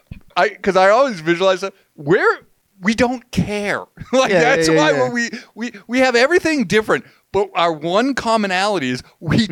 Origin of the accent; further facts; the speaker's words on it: Massachusetts, United States; moved away; I grew up in Massachusetts, which is notoriously famous for education, right?